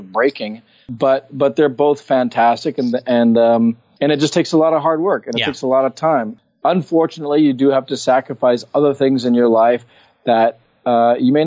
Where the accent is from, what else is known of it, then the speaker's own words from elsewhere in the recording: Hawaii, United States; when I was growing up in Hawaii